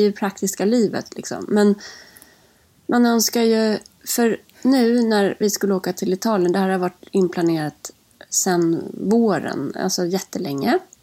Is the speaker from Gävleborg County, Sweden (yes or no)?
yes; Lingbo, Gävleborg County, Sweden; now in Stockholm, Sweden; jag är född uppe i Hälsingland, i lilla Lingbo